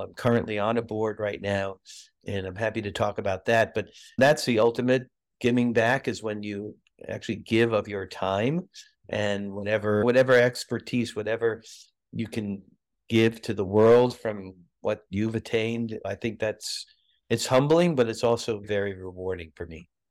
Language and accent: English; New York City, New York, United States; moved away as an adult; also born or lived in Massachusetts / Pasadena, California; growing up in New York, lived in Brooklyn